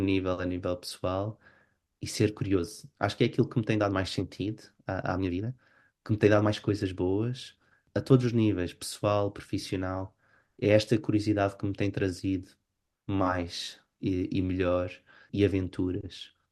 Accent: Portugal; moved away as an adult; now in Oslo, Norway; como portugueses sempre fomos um povo virados para, para fora

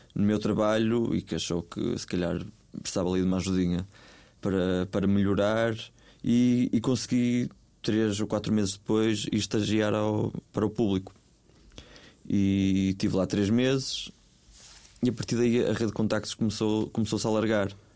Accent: Vila do Conde, North, Portugal; moved away; as próprias caxinas, que é onde eu desenvolvo a maior parte do meu trabalho

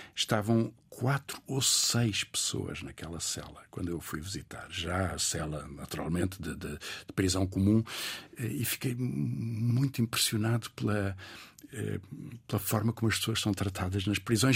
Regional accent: Portugal; also born or lived in Mozambique; o meu pai, que é militar, e a minha mãe, advogada, voltaram para, para, para o continente

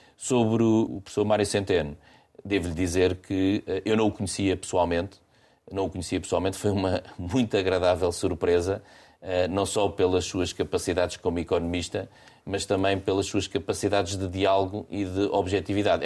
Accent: Portugal; eu sou português

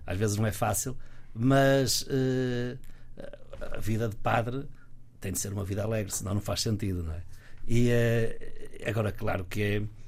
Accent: Guimarães, Braga, Portugal; Sou natural de Guimarães

